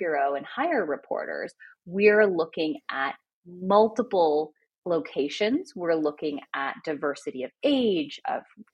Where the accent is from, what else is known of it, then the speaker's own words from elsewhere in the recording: Toronto, Ontario, Canada; in Toronto where I was growing up